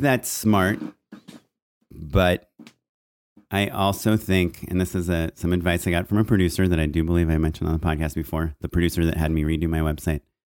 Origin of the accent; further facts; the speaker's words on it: Orange County, California, United States; I grew up in Orange County